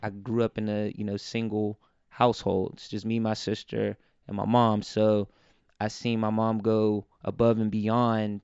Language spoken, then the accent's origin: English; Pittsburgh, Pennsylvania, United States; also born or lived in New York; Birth certificate says New York, but home is Pittsburgh